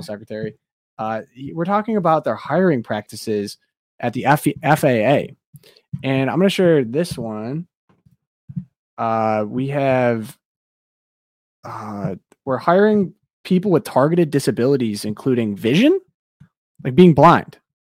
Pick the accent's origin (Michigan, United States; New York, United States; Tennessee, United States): Michigan, United States; Detroit; I am from the Metro Detroit area